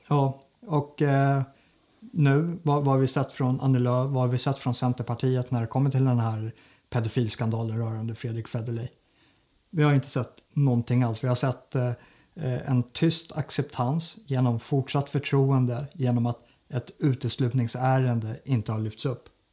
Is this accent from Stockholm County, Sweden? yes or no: yes; Sigtuna, Stockholm County, Sweden; Jag är ju uppvuxen i Sigtuna